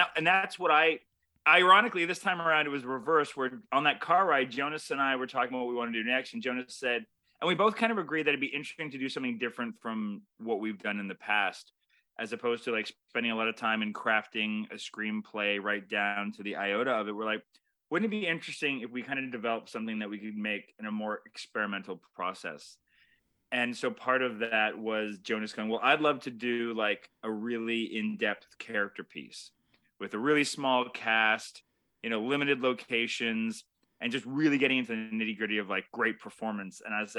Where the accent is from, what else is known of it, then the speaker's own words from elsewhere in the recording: Toronto, Ontario, Canada; because we're both Canadian Toronto filmmakers.